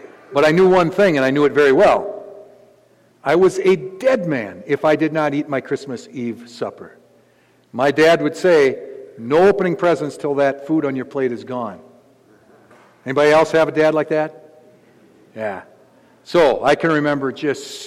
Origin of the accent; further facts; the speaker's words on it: Gaylord, Minnesota, United States; I come from a podunk town out in the middle of nowhere. I'm from Gaylord, Minnesota